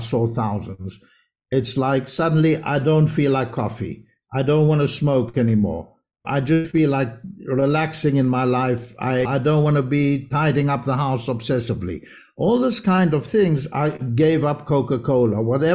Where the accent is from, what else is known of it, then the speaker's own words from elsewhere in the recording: Israel; also born or lived in South Africa; I'm from South Africa, but I grew up in Israel.